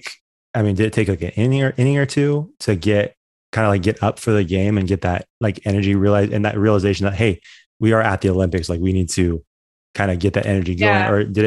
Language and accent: English; Orangeville, Ontario, Canada; growing up in Orangeville, like I've done plenty of like Saturday morning, Sunday morning workouts at Cass's track.